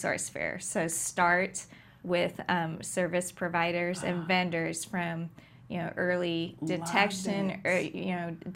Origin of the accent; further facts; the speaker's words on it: Anaheim, California, United States; I was born in Anaheim